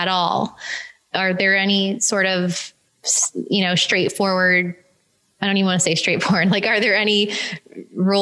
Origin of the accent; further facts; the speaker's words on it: Florida, United States; I'm from Florida